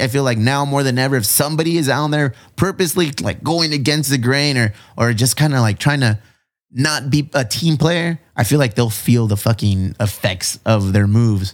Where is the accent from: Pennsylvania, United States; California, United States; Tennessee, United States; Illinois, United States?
California, United States; National City; I'm Mexican. I grew up in National City